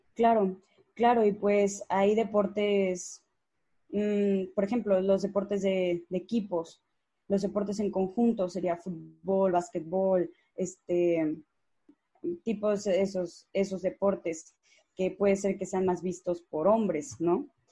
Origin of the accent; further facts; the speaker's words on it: Mexico; Aquí en México